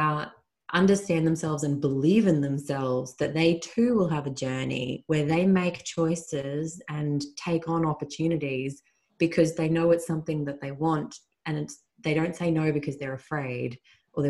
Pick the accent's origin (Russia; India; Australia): Australia; my home country